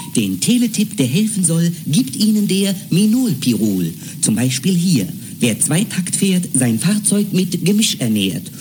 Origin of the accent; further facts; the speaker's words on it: West Germany, Germany; als Wessi frage ich mich